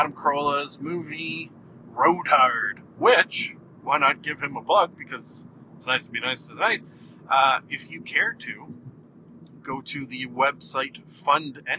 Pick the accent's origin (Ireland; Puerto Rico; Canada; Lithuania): Canada; Being Canadian, we had Much Music rather than MTV